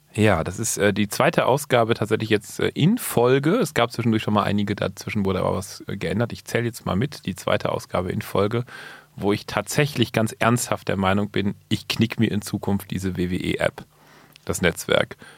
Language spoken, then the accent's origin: German; Berlin, Germany; ich komme aus Berlin